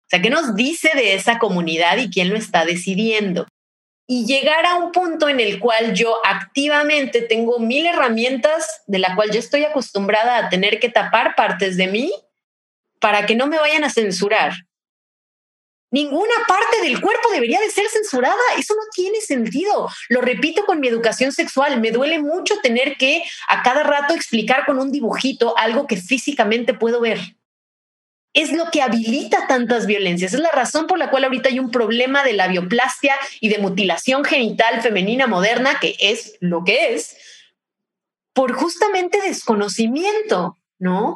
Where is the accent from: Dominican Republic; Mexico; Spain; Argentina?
Mexico; soy de México